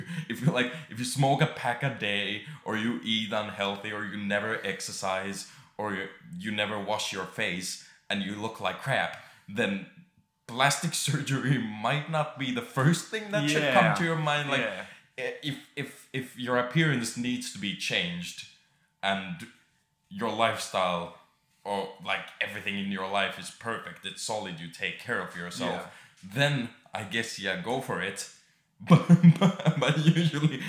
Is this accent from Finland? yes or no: yes; Finland; now in United Kingdom